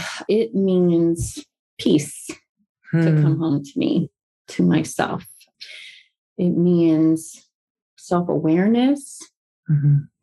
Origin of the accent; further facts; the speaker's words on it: the South, United States; Well, I'm from the South, so drink.